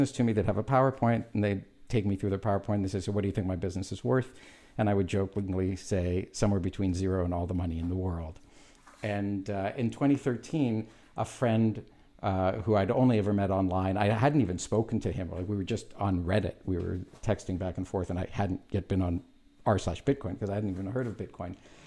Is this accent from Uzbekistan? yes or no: no; Canada; I'm Canadian